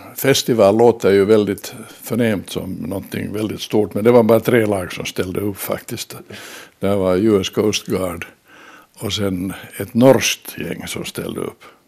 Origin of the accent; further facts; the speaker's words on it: Finland; vi var från Finland